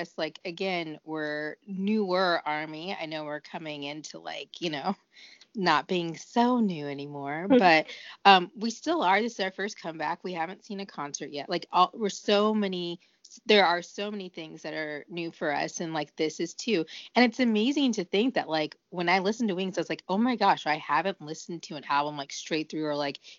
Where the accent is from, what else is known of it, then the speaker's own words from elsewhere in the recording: United States; being an American